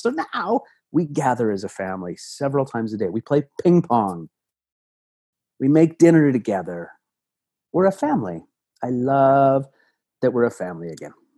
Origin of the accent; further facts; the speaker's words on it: Toronto, Ontario, Canada; I grew up in Toronto